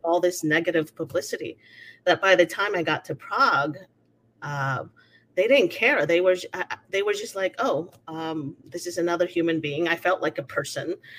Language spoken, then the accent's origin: English; Venezuela; also born or lived in United States; now in Mexico; I was born in Venezuela. my family has been Venezuelan for 300 years